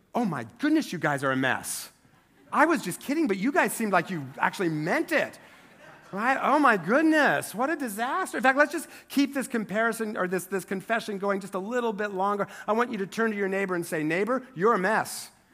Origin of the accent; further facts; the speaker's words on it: Eastern Washington, United States; moved away; I grew up in Eastern Washington, which is only three hours away from here by car